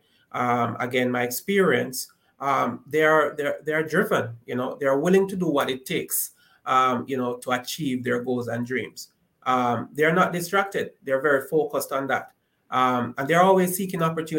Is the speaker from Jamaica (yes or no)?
yes; Jamaica; growing up in Jamaica